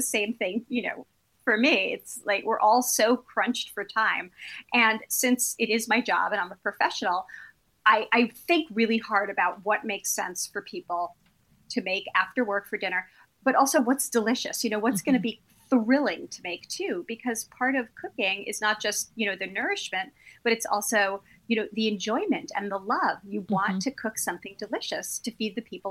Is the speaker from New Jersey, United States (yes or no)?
no; New York City, New York, United States; I grew up in Brooklyn